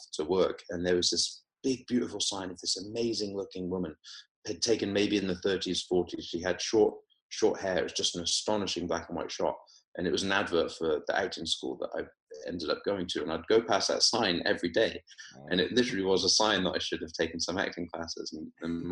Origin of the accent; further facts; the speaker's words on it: Weymouth, South West England, United Kingdom; moved away as an adult; also born or lived in Oxford; now in Los Angeles, United States; I grew up in Weymouth in Dorset. Went to school locally down there, school and college